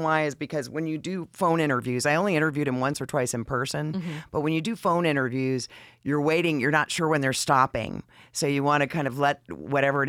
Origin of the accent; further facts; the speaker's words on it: Atlanta, Georgia, United States; also born or lived in New England; We moved to Atlanta when I was 10